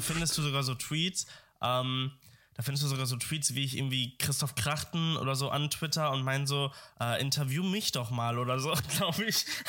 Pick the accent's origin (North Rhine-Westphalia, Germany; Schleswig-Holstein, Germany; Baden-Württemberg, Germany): North Rhine-Westphalia, Germany; Dortmund; moved away; ich kam ja aus Dortmund ich komme aus Dortmund.